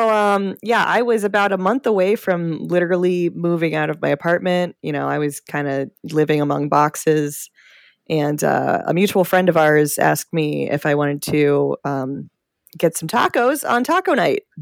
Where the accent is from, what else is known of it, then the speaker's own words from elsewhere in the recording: Maryland, United States; born there; I was born in Maryland.